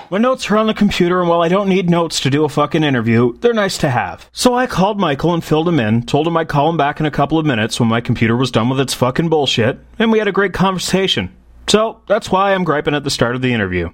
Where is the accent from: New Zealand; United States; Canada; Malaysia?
Canada; I'm from Canada